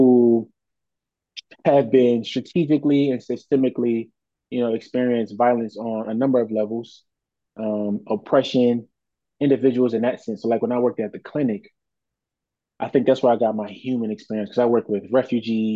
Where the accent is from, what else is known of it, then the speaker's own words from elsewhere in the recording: Philadelphia, Pennsylvania, United States; I am born and raised in Philadelphia, Southwest